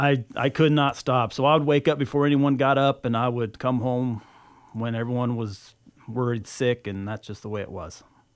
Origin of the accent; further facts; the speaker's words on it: Wenatchee, Washington, United States; So I'm from Wenatchee, Washington, little farm boy. We had a little orchard and little fish pond on the farm, raised horses, cows, chickens, you name it.